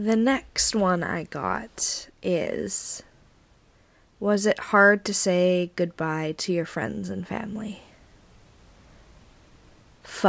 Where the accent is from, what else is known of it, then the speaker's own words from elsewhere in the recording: Vancouver, British Columbia, Canada; moved away as an adult; now in Brighton, United Kingdom; I'm Canadian and how I'm in the UK